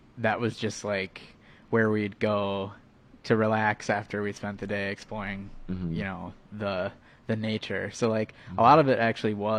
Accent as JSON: {"language": "English", "town": "Appleton", "region": "Wisconsin", "country": "United States", "also_born_or_lived": "Milwaukee", "said": "I'm from Appleton. I went to school in Milwaukee"}